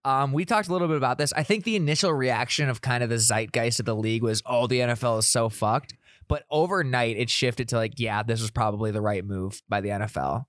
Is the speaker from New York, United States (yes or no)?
no; South Dakota, United States; moved away; I'm from South Dakota, I have a lot of S D S U people in my Snapchat and my Instagram still